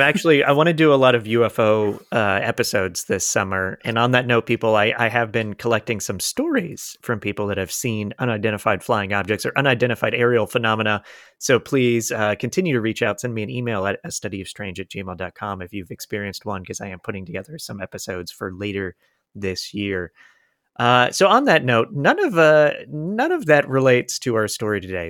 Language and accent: English; Polk County, Florida, United States; I'm from Polk County, Florida